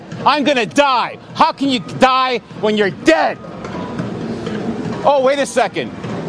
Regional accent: Yorkshire and the Humber, United Kingdom

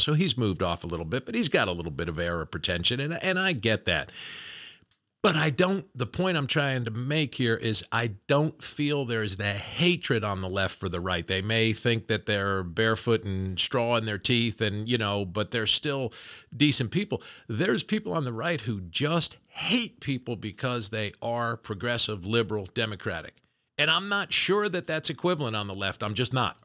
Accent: New Jersey, United States; I'm from Jersey. It's like the ball breaking capital of the world.

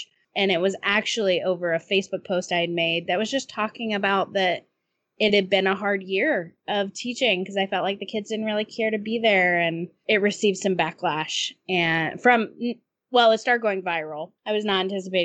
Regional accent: Nashville, Tennessee, United States; I grew up in Nashville

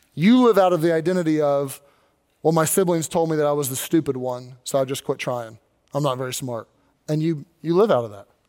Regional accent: Kentucky, United States; now in Pennsylvania, United States; I wasn't born in Pennsylvania. I was born in Kentucky.

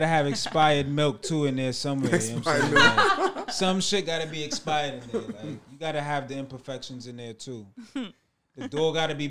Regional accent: New York, United States; growing up in New York

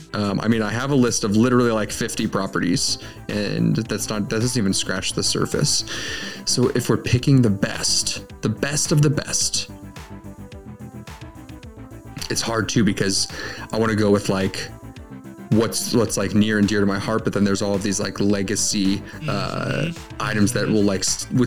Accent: Ireland; because I am an Irish man

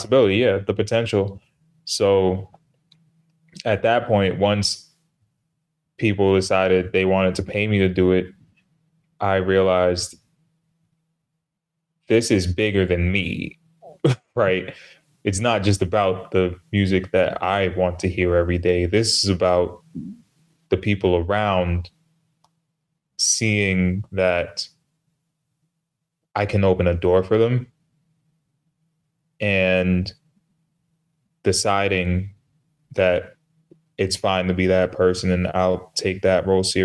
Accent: New York City, New York, United States; I'm from New York

